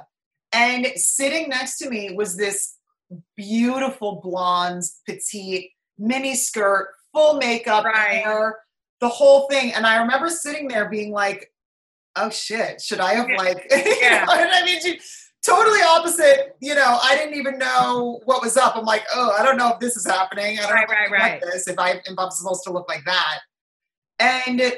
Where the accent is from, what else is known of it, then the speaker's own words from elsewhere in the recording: New Jersey, United States; also born or lived in Italy; I fly home on Alitalia back to Jersey